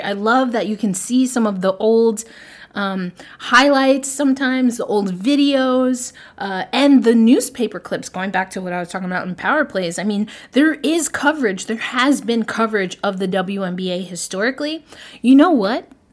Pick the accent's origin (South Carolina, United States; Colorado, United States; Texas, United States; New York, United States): New York, United States; a preteen growing up in New York